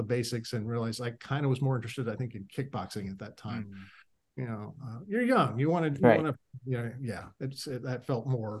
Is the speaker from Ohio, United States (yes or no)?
yes; Akron, Ohio, United States; now in Florida, United States; I'm a Sansei, but I was born in Akron, Ohio. And my dad married a redheaded Irish woman from Ohio. And I grew up in Akron, Ohio, and there was nobody who looked like me there.